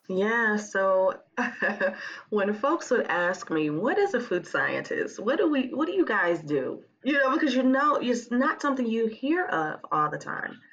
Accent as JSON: {"language": "English", "town": "Huntsville", "region": "Alabama", "country": "United States", "also_born_or_lived": "Memphis", "moved": "as an adult", "said": "I'm originally from Huntsville"}